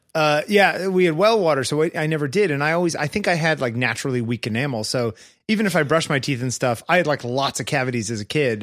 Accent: East Coast of the US, United States; I grew up on the East Coast of the U S.

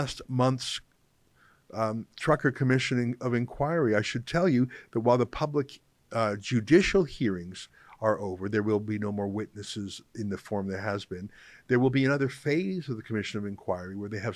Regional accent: Western Canada, Canada; moved away; as a English Canadian originally from the West

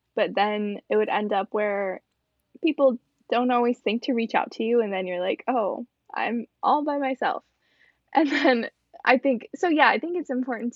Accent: Rockford, Illinois, United States; still living at home in my hometown

